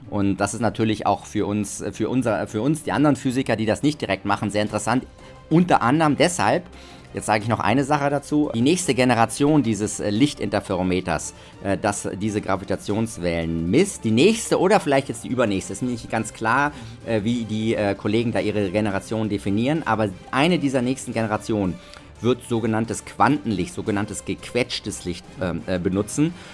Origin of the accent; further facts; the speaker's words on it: Germany; now in Austria; Äh, da bin ich Deutscher, aber sonst, was alles andere angeht, bin ich, äh, fühle ich mich als Österreicher